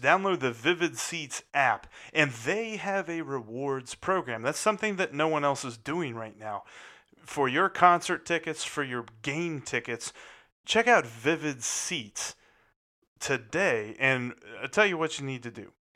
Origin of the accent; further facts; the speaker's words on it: Ohio, United States; moved away; also born or lived in Kentucky / Alabama / South Carolina / Georgia; I grew up in Ohio, but I also spent ten years moving from Kentucky to Alabama, to South Carolina, to Georgia, to Tennessee.